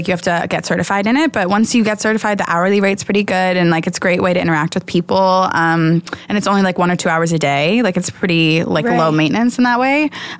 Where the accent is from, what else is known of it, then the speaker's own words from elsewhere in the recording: United States; Near Philly.